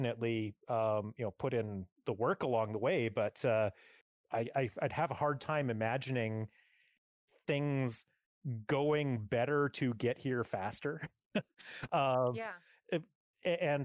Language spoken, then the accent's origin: English; Edmonton, Alberta, Canada; moved away as an adult; now in Vancouver, Canada; I grew up in the Edmonton area